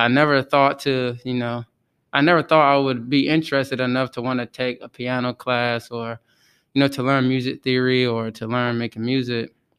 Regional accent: Outer Banks area, North Carolina, United States; I'm from the Outer Banks area, which is about forty-five minutes from the Virginia state line

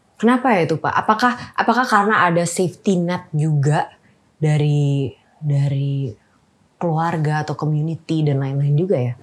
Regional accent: Jakarta, Indonesia; also born or lived in Oxford, United Kingdom / Stanford, United States; Lahir di Jakarta, um, SD itu di Al Azhar

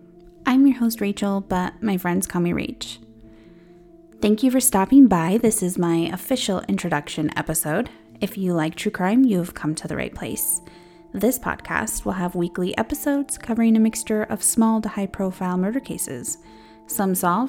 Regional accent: Eastern Plains, Colorado, United States; I'm a Colorado native, born and raised on the Eastern Plains. I just turned 26.

